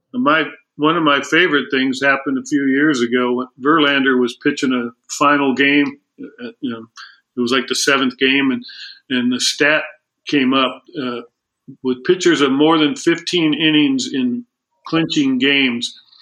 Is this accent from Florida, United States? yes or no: no; El Segundo, California, United States; I grew up in El Segundo, which was a tremendous uh, baseball town